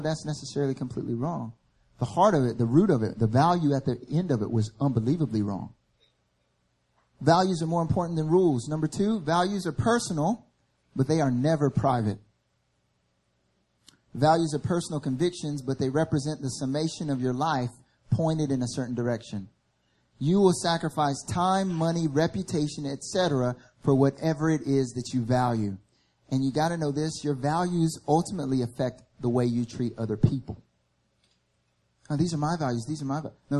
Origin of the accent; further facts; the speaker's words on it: the South, United States; moved away as an adult; now in Seoul, South Korea; I grew up in the South. And in the South, where I grew up